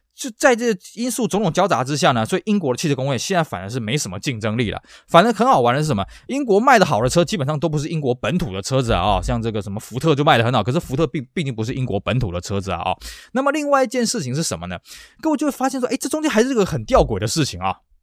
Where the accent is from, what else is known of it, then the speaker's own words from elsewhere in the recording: Taiwan; 尤其在我们台湾这边